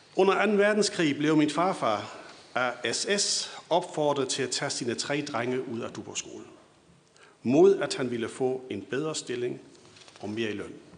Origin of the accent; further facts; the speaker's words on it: Schleswig-Holstein, Germany; Vi sydslesvigere på Idrætshøjskolen blev stort set betragtet som tyskere